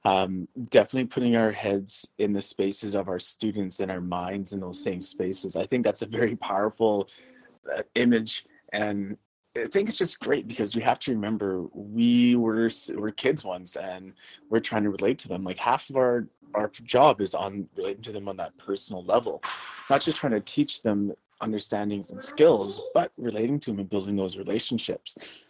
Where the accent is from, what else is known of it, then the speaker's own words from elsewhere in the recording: Canada; Definitely want to give her this type of experience that I had growing up in Canada with sport, with activities, with the outdoors, with the wilderness.